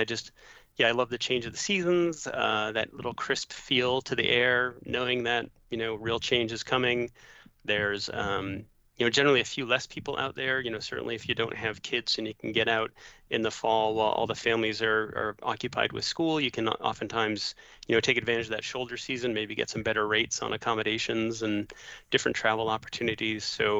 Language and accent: English; New England, United States; Growing up in New England too, I mean, you just have that those stunning change of colors with the foliage and everything.